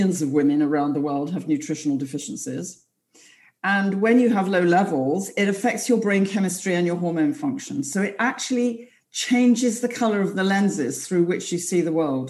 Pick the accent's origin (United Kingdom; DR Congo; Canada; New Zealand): United Kingdom; London; I'm from London